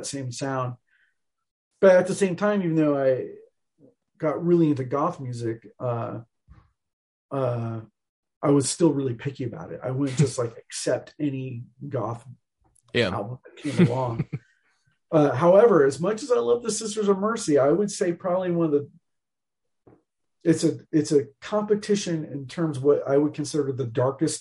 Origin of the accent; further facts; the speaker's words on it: Bay Area, California, United States; growing up in the Bay Area